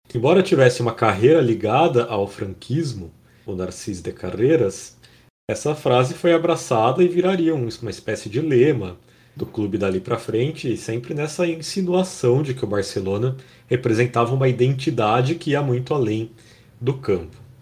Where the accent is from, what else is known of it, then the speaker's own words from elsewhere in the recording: Brazil; a gente é do Brasil